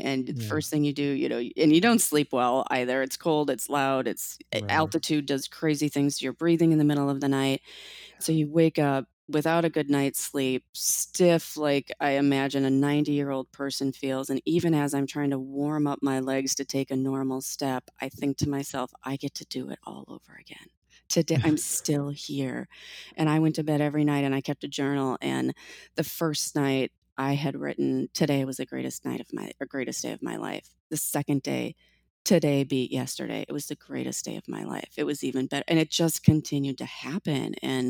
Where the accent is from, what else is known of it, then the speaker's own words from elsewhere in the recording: Minnesota, United States; I grew up many years in Minnesota, and it was by far the most gear I'd ever worn in my entire life.